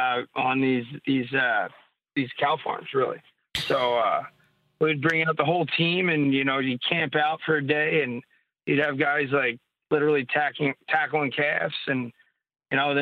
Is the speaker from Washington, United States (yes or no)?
no; New Jersey, United States; moved away; growing up in Jersey